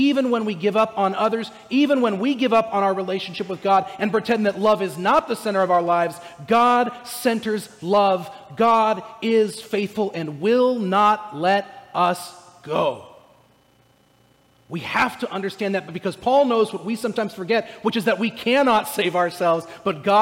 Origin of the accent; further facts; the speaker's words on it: Orange County, California, United States; moved away; I'm from Southern California. I'm from Orange County, California